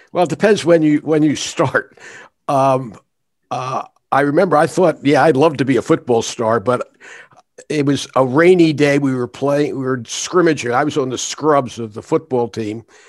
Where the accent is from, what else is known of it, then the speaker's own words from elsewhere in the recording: Philadelphia, Pennsylvania, United States; I was born in Philadelphia